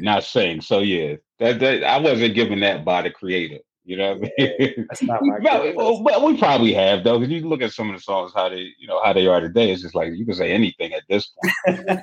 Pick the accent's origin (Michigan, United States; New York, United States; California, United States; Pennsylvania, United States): Pennsylvania, United States; Philadelphia; I'm from Philly